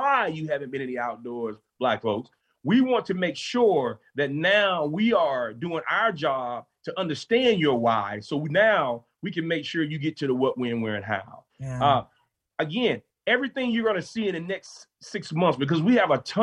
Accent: Columbia, South Carolina, United States; I'm from Columbia, South Carolina

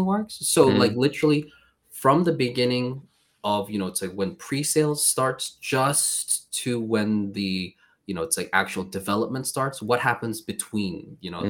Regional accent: Malmö, Skåne, Sweden; moved away as an adult; also born or lived in United Kingdom / South Korea; now in Poland; originally I'm from Sweden, right? So I lived in Sweden for a very long time. And this my city is Malmo

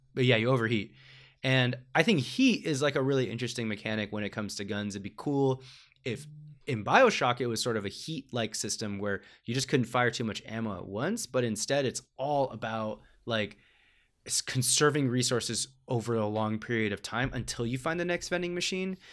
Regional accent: United States; as an American audience

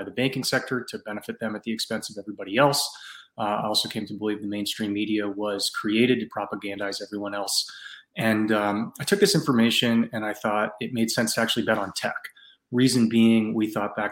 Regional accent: San Francisco Bay Area, California, United States; I grew up in the San Francisco Bay Area

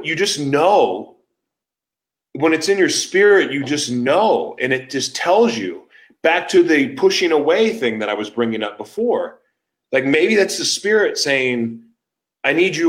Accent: Oklahoma City, Oklahoma, United States; moved away; also born or lived in San Diego; I'm from Oklahoma. Like, I'm from Oklahoma City

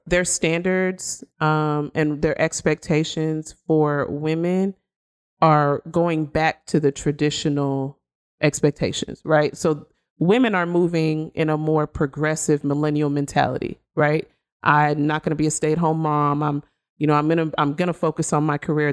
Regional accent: Nigeria; she's Nigerian, just like me

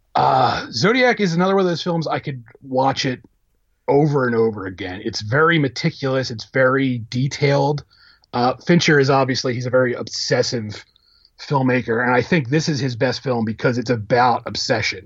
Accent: Philadelphia, Pennsylvania, United States; I'm from Philadelphia

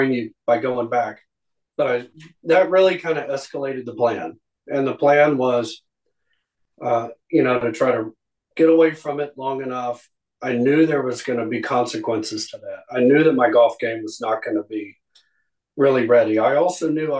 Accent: Abilene, Texas, United States; also born or lived in Dallas, Texas; I grew up in Abilene before we moved back to Dallas

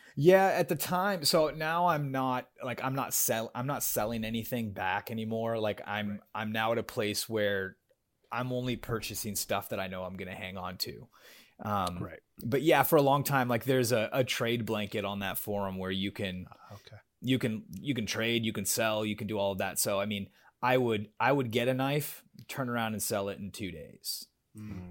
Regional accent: Northern California, United States; moved away as an adult; also born or lived in Los Angeles, United States / San Antonio, United States; now in Austin, United States; I grew up in California, uh, up in ah. Northern California

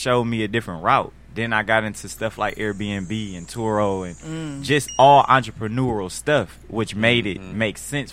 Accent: Detroit, Michigan, United States; moved away as an adult; now in Atlanta, United States; I'm from Detroit

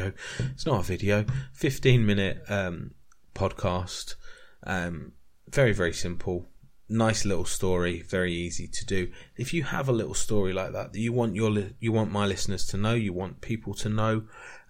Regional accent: United Kingdom; we're not taught about this in British schools

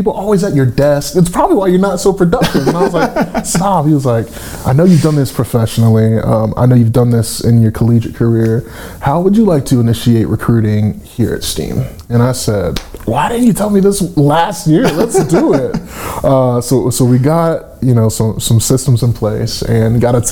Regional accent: Conyers, Georgia, United States; moved away as an adult; also born or lived in Tucker, Georgia / Knoxville, Tennessee; now in Chattanooga, United States; Originally from Conyers, Georgia. I was born in Metro Atlanta, Tucker, Georgia.

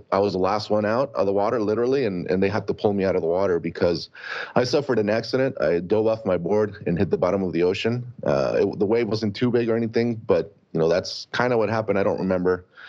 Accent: Tijuana, Baja California, Mexico; moved away; also born or lived in Chula Vista, California; But my parents moved there in the 80s. And obviously I was born here in Chula Vista, but grew up in Tijuana because my dad is a dentist and he doesn't practice anymore, but he was back then. And we grew up there.

